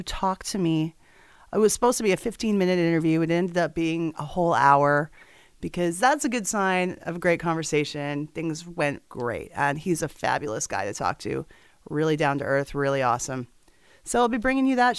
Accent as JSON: {"language": "English", "town": "Edmonton", "region": "Alberta", "country": "Canada", "tie": "born or raised there", "said": "where I grew up in Edmonton, Alberta"}